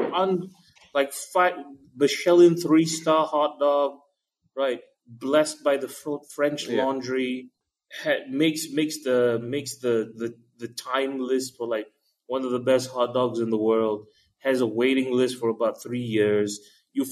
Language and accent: English; Malaysia; it's just a Malaysian thing. We pick up accents really well with enough exposure